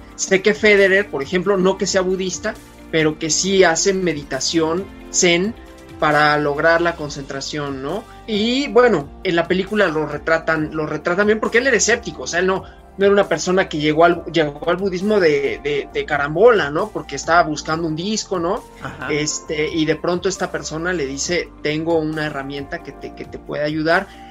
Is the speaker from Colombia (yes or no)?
no; Mexico; los mexicanos también tenemos, ¿no? De que somos como muy de, muy de la familia